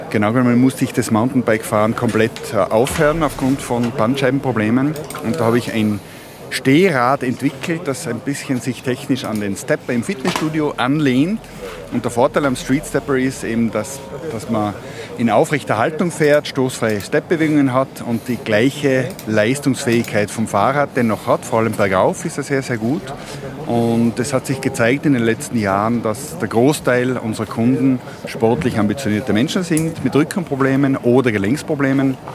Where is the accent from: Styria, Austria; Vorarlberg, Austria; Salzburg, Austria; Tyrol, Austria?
Tyrol, Austria; Mayrhofen; born there; gebürtig aus Mayhofen im Zillertal.